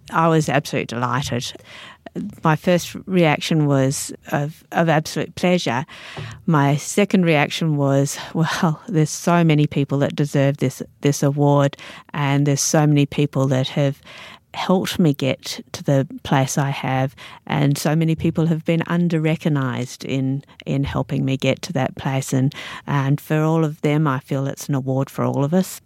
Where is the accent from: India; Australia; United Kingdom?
Australia; also born or lived in Sydney / New Zealand; now in Alice Springs, Australia; as an Australian